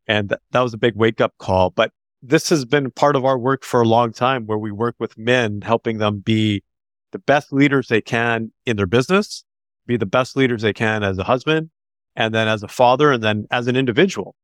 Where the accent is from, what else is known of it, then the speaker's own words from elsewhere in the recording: Canada; they're Canadian, so I'm a Canadian